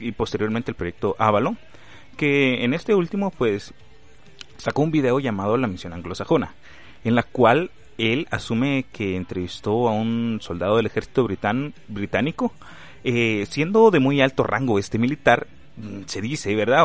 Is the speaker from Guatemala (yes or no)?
yes; Guatemala; aquí en mi país, Guatemala